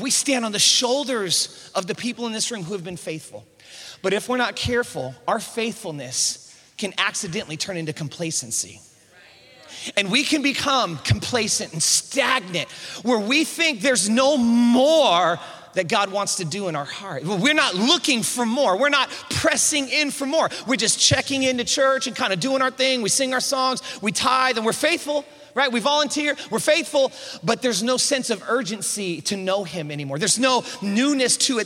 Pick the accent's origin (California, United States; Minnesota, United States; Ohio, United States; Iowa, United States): California, United States; East Bay, San Francisco Bay Area; born and raised in the Bay Area of San Francisco, East Bay